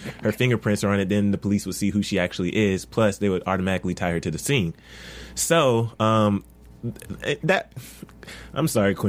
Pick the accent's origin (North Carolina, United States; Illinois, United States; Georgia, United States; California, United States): Georgia, United States; Georgia, my home state.